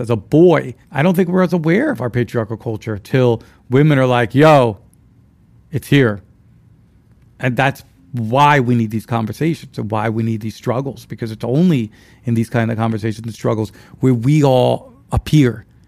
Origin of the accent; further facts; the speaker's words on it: Dominican Republic; I'm from the Dominican Republic